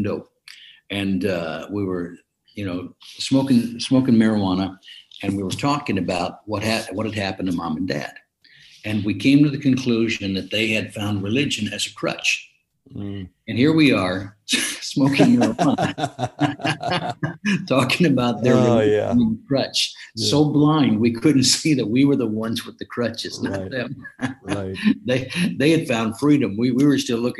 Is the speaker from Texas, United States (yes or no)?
no; Watsonville, California, United States; also born or lived in Hot Springs, Arkansas / Oklahoma; all of my neighborhood friends I grew up with around Watsonville